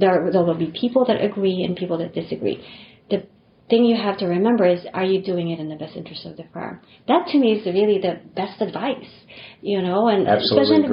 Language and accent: English; Philippines; moved away as an adult; also born or lived in Japan / New York / Rhode Island; now in United States; I didn't grow up in this country. You know, I grew up in the Philippines and came here for college.